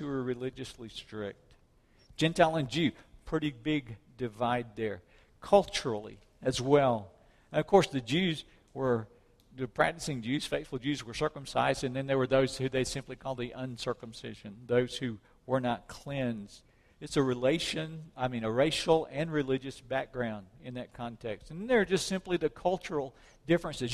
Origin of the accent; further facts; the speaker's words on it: South Mississippi, United States; When I was a kid, growing up in South Mississippi, we had church people and heathens